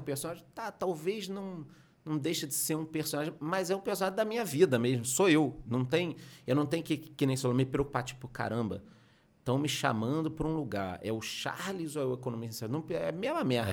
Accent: Rio de Janeiro, Brazil; moved away as an adult; now in southern Brazil; eu sou carioca, estudei no Rio, fiz faculdade no Rio

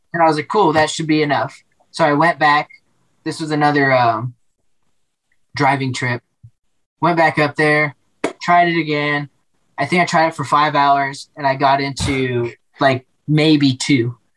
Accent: Denver, Colorado, United States; also born or lived in Yonkers, New York; I grew up in Denver

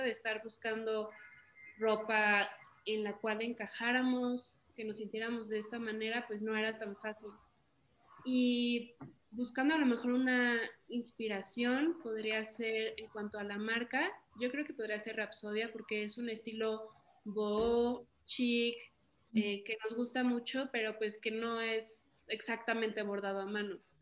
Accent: Morelia, Michoacán, Mexico; moved away as an adult; now in Mexico City, Mexico; Nosotras somos de Morelia, Michoacán. Estamos ahorita actualmente en la Ciudad de México. Yo me vine hace tres años por mi carrera

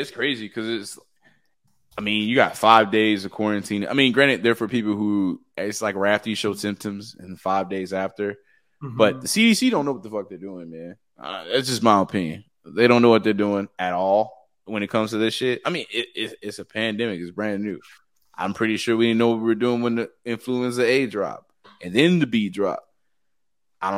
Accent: United States; I'm from Latonia

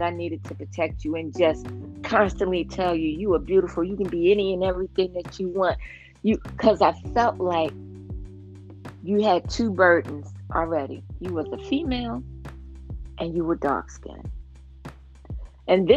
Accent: New York, United States; I'm a New Yorker

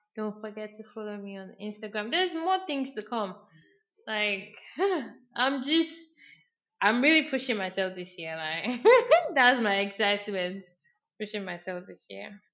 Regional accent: Abia, Nigeria; I'm like Igbo or I'm from Abia State

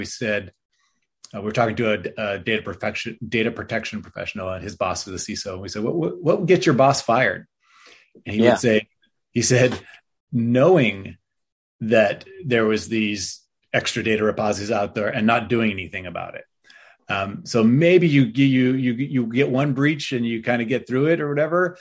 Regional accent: Berkeley, California, United States; I grew up in Berkeley, California

